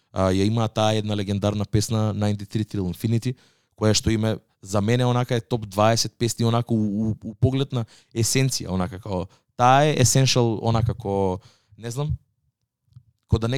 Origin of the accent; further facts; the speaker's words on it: Skopje, North Macedonia; тој ми кажа вика од кај си од Скопје и му викам од Скопје